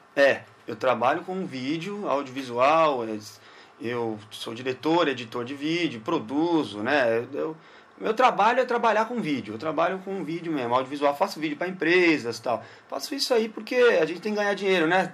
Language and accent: Portuguese; São Paulo, Brazil; also born or lived in Guarulhos; Eu nasci em Guarulhos, Olha. moro em São Paulo desde que nasci praticamente, né? É. Nasci em Guarulhos e depois, logo em seguida, mudei para São Paulo.